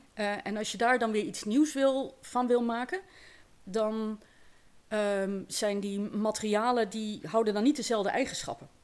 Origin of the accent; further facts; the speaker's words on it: Eindhoven, North Brabant, Netherlands; moved away as an adult; now in Lunteren, Netherlands; Ik ben inderdaad opgegroeid in, eh, in Eindhoven.